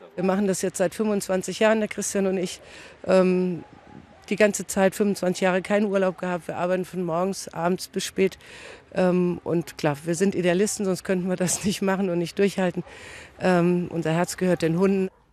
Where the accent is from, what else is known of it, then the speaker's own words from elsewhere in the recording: Kusel, Rhineland-Palatinate, Germany; ich komme aus Kusel